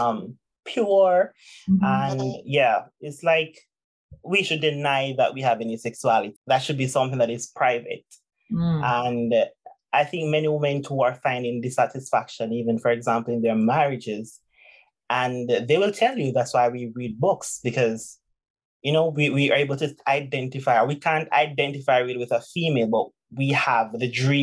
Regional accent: Jamaica; I'm Jamaican, oh my God, I'm from Jamaica

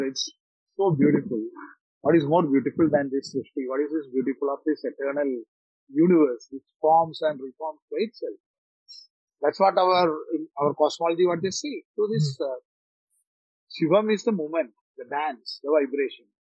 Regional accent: Kerala, India; English is a second language; I learned English very late. I, uh, from a very remote village in Kerala I came, I come from. So I'm still learning English, so my English is simple.

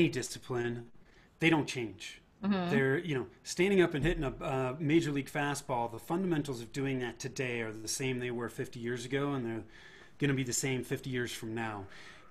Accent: Bay Area, Northern California, United States; moved away as an adult; now in Denver, United States; I was born and raised in the Bay Area in Northern California

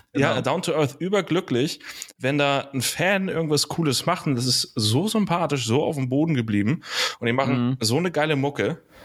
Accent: Hamburg, Germany; bin in Hamburg groß geworden

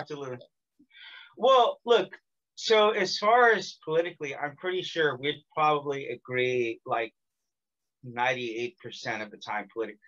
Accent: California, United States; now in South Korea; I'm from California.

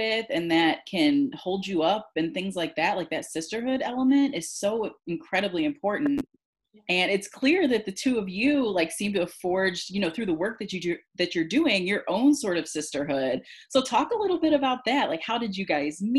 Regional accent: Cleveland, Ohio, United States; my hometown of Cleveland, Ohio

